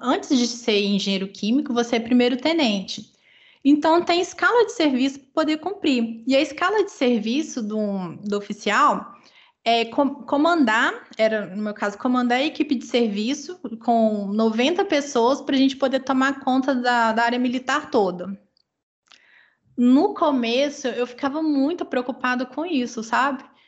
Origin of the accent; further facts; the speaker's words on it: Minas Gerais, Brazil; moved away; nós somos mineiros